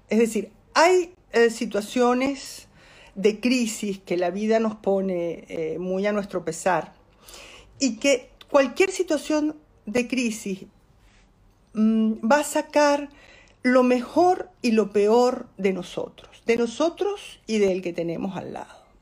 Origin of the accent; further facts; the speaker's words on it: Venezuela; accent: Venezuelan; moved away as an adult; now in Spain; Porque yo soy bilingüe y hablo en venezolano y en español